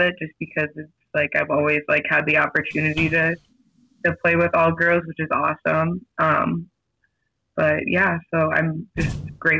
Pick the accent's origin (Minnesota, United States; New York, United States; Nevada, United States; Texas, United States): Minnesota, United States; Minnetonka; moved away as an adult; I'm from Minnetonka, Minnesota. So I just moved out here, like, about 2 years ago now for school. So I just grew up playing, like, for my hometown, like, all the way up through high school